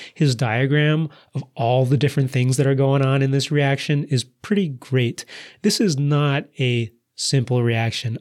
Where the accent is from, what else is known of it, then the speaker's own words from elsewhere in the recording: United States; accent: American English; my American English accent